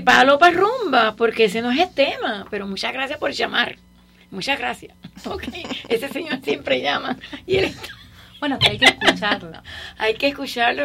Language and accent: Spanish; Cuba; now in Miami, United States; aunque no sean cubanos, aunque no sean donde yo nací